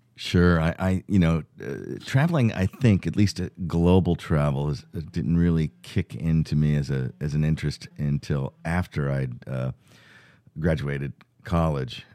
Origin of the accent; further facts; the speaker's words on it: Fairfield County, Connecticut, United States; we grew up in Fairfield County, Connecticut